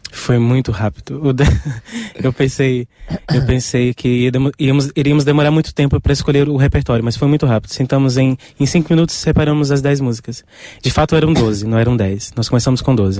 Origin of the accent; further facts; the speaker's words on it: Brazil; eu sou brasileiro